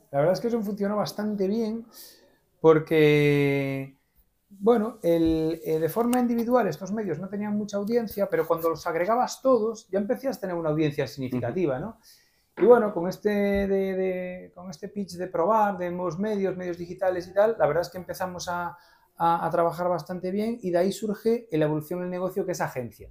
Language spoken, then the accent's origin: Spanish; Vigo, Galicia, Spain; also born or lived in Santiago de Compostela; soy de Vigo, pero bueno, medio de Santiago, nací en Santiago, mi, familia materna es de Santiago y mi madre, pues... Eh, eh, bueno, que me llevó a hacer a Santiago y volví a Vigo, eh, soy de Vigo